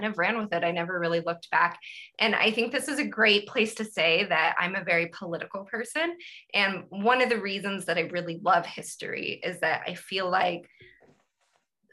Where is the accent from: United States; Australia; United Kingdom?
United States; Fresno, California; growing up in California in Fresno